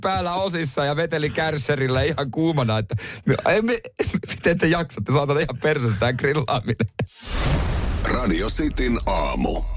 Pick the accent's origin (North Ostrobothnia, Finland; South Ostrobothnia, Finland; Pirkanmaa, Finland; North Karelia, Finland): South Ostrobothnia, Finland; Seinäjoki; mä oon ihan syntyperäinen seinäjokinen